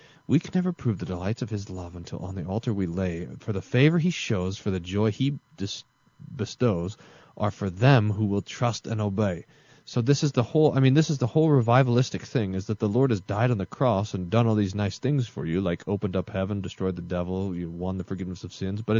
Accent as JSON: {"language": "English", "region": "Texas", "country": "United States", "said": "I'm from Texas"}